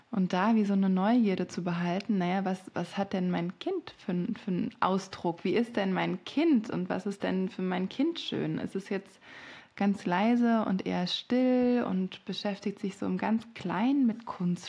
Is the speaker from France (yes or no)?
yes; France; moved away; ich bin in Frankreich aufgewachsen